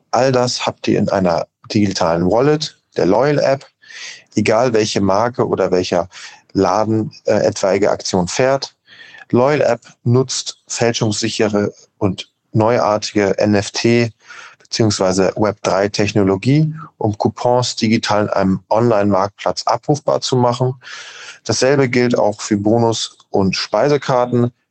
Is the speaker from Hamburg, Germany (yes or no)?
yes; Hamburg, Germany; Wir kommen aus Hamburg. Mein Bruder Maximilian und ich haben das Unternehmen 2021 gegründet.